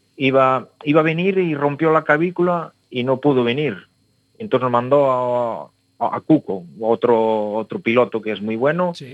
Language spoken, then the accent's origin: Spanish; Valadouro, Galicia, Spain; somos unos somos de Ferreira, otros de Alfoz